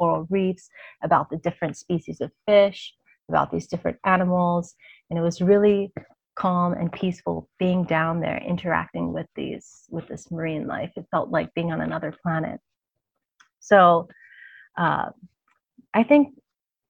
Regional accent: Hawaii, United States; being born and raised in Hawaii, I basically grew up in and around the water my whole life.

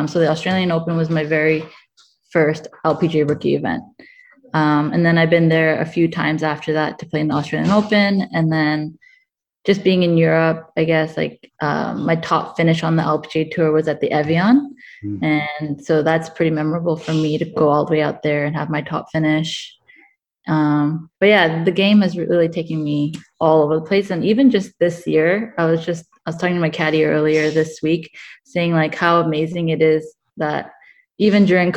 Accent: Canada; growing up in Canada

